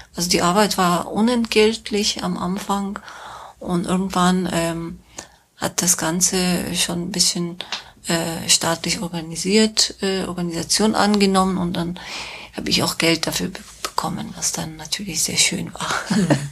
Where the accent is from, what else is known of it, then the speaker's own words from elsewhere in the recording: Tehran, Tehran Province, Iran; German is a second language; moved away as an adult; also born or lived in Minsk, Belarus / Cologne, Germany; now in Germany; ich bin in Teheran geboren und aufgewachsen, sogar die Schule zu Ende gemacht, mein Abitur gemacht